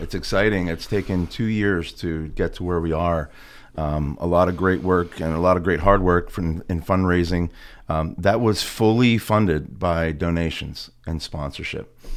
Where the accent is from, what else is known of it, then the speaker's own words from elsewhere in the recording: Clearfield, Pennsylvania, United States; When I was a kid growing up in Clearfield